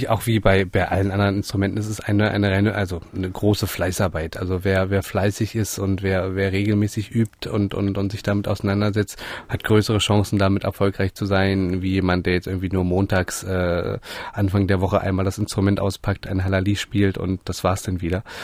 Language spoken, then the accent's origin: German; Göttingen, Lower Saxony, Germany; ich komme aus, aus Göttingen, das ist äh, sehr zentral in, in, Deutschland, nicht so wahnsinnig groß und es gab eben nur einen einzigen Hornlehrer dort.